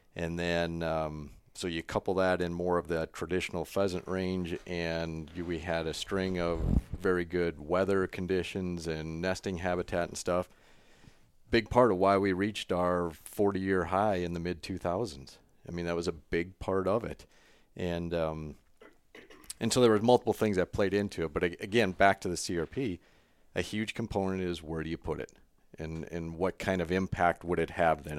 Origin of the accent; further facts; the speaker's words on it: South Dakota, United States; growing up in South Dakota